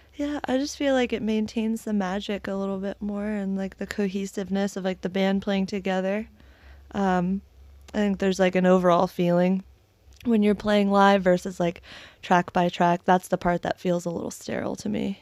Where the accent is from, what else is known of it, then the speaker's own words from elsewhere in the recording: Maryland, United States; moved away as an adult; also born or lived in Delray Beach, Florida; now in Jacksonville, United States; I'm from Maryland originally